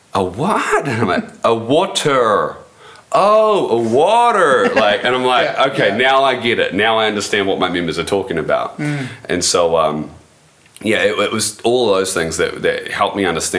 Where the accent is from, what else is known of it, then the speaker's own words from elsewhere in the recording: New Zealand; being 100% New Zealand